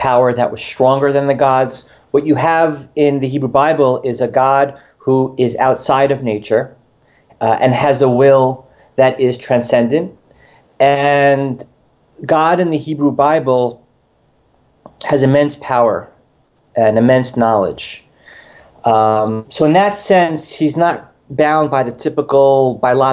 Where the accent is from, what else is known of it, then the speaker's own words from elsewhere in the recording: New York, United States; moved away as an adult; also born or lived in Chicago / Urbana-Champaign; I grew up in New York